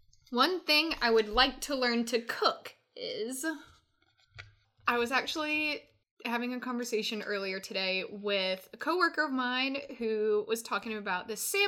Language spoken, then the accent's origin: English; Atlanta, Georgia, United States; now in Chattanooga, United States; I was growing up in Atlanta